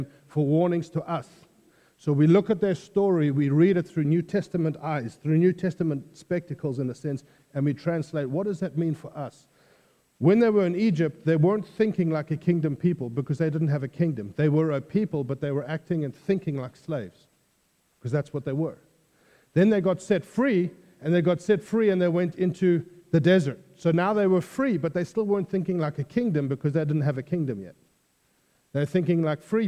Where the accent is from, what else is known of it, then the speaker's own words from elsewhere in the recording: South Africa; moved away as an adult; I originally come from South Africa. I've now been here 10 years